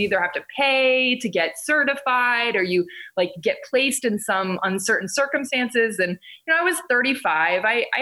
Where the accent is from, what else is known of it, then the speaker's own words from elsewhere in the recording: North Carolina, United States; moved away as an adult; now in India; I grew up in North Carolina